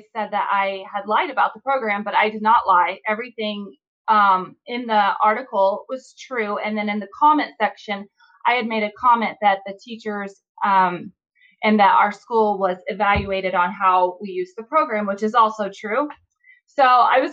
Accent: Indiana, United States; I'm from Indiana

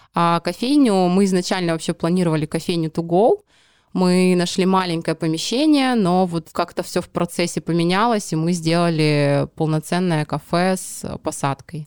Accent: Petropavlovsk-Kamchatsky, Kamchatka Krai, Russia; moved away as an adult; now in Saint Petersburg, Russia; родилась в городе Петропавловск-Камчатский

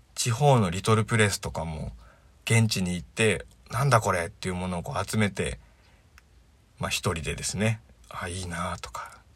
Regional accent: Miyagi, Japan; also born or lived in Sendai / Kurihara; 生まれも育ちも宮城県

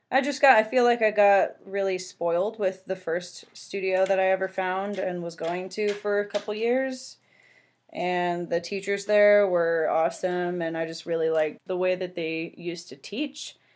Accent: San Francisco Bay Area, California, United States; I was born and raised in the San Francisco Bay Area and worked at a grocery store for almost 10 years.

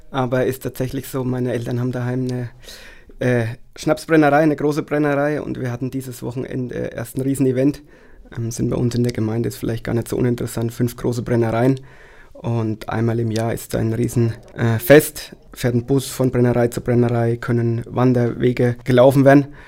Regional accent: Wattmannsroth, Bavaria, Germany; Nein, ich komme aus Wattmannsroth, Daniel aus Neustadt.

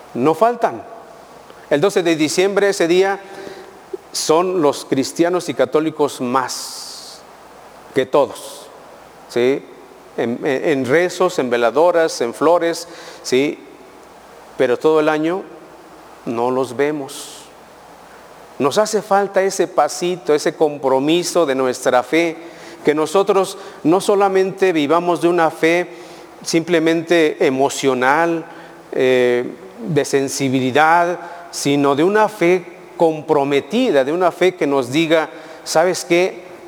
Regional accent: Mexico; como pueblo mexicano somos, les digo y les vuelvo a decir, Somos muy fervorosos

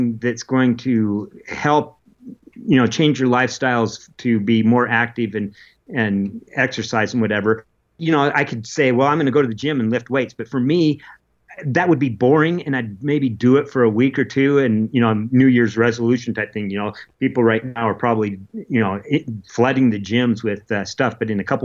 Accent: Utah, United States; also born or lived in Oregon / Alaska; I was only 3 years old when we moved to Utah

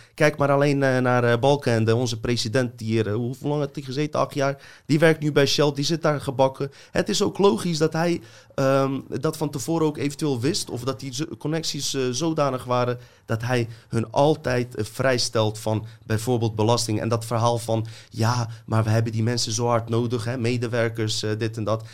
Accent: Bosnia & Herzegovina; moved away; ik kom uit een corrupt land, uit Joegoslavië, Bosnië

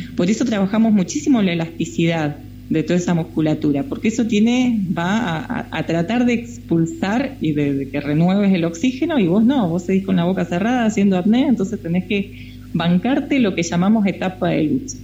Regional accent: Río Colorado, Río Negro, Argentina; moved away as an adult; Yo era nadadora en Río Colorado, en la provincia de Río Negro, mi pueblo, nací allá, viví hasta los 18 años

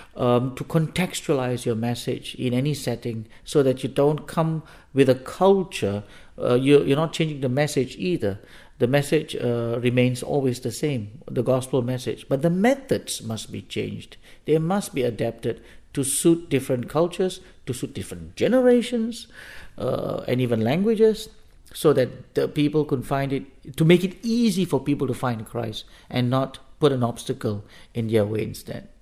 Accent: Singapore; moved away as an adult; also born or lived in Africa / Denmark; now in Copenhagen, Denmark; I come from Singapore, at least that was where I was born and raised.

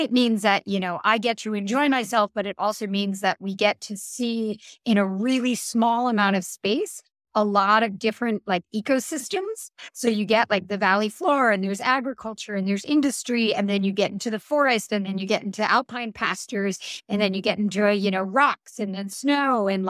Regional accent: Northeastern US, United States; And then the other thing is that I come from the Northeastern US.

